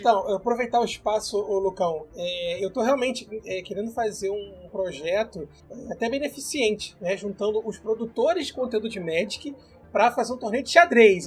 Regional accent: Rio de Janeiro, Brazil; nós somos cariocas

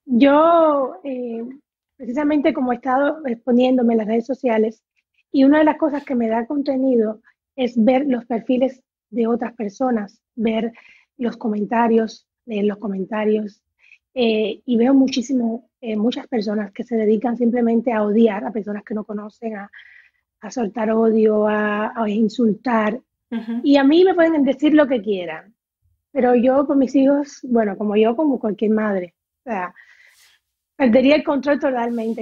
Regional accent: Havana, Cuba; moved away as an adult; now in Dominican Republic; yo estudié eh, claramente en La Habana porque soy habanera

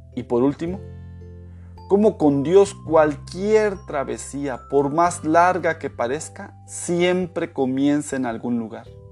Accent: Mexico; moved away; also born or lived in Florida, United States / Michigan, United States / Quintana Roo, Mexico; Después de haber vivido en Estados Unidos 18 años, ahora volví a mi país

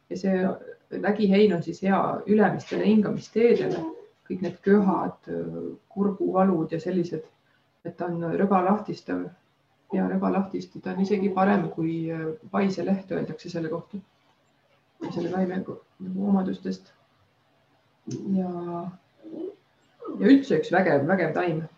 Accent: Estonia; mina ise olen nagu maalt pärit, et ma olen Taevlast äh, ja kogu aeg metsas elanud väiksest peast.

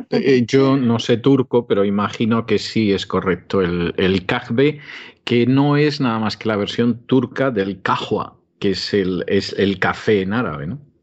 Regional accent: Spain; de España

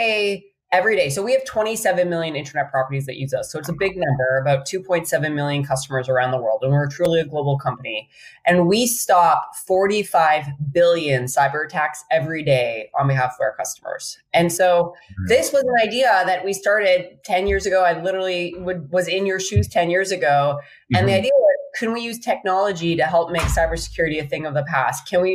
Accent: Saskatchewan, Canada; moved away as an adult; also born or lived in Boston; now in San Francisco, United States; I grew up in Saskatchewan, but I traded the wheat fields and the Northern Stars, or Northern Lights, excuse me, for the bridge. So I'm in San Francisco today

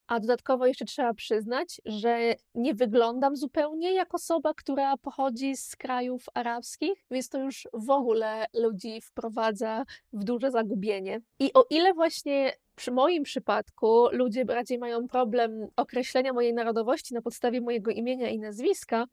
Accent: Poland; now in Malta

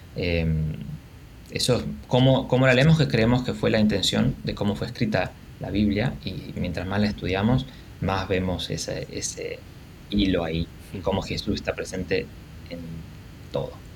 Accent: Argentina; Como buen argentino

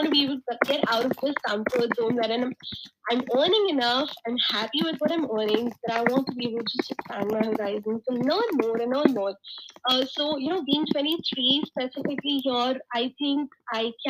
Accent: India; I am from India, and I have been working

